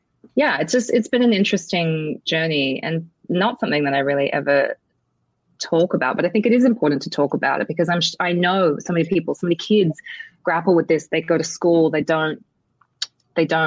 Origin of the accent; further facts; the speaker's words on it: Australia; moved away as an adult; now in United States; I grew up in Australia